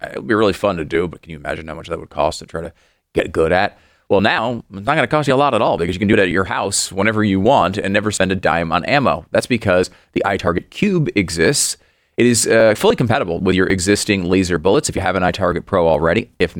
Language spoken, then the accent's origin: English; Northeast, United States; I understand that it's a different culture than when I grew up in the East Coast, the Northeast.